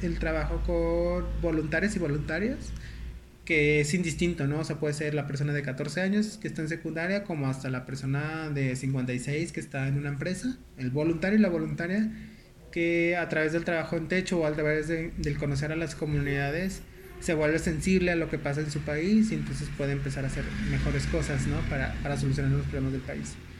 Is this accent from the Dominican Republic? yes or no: no; León, Guanajuato, Mexico; now in Nuevo León, Mexico; yo soy originario de León.